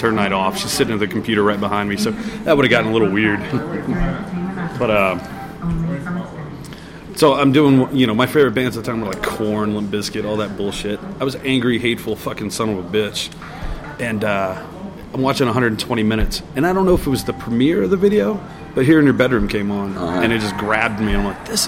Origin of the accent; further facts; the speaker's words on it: Louisiana, United States; where I grew up in Louisiana